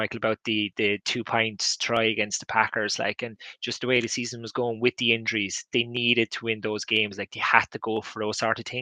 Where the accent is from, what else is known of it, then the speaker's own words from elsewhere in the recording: Ireland; you're an Irish NFL fan